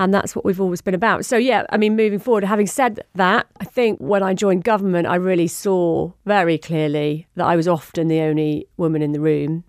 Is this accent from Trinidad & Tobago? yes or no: no; Surrey, South East England, United Kingdom; accent: home counties; also born or lived in Wirral / Port Sunlight; I spent most of my time growing up in Surrey, hence the home county's accent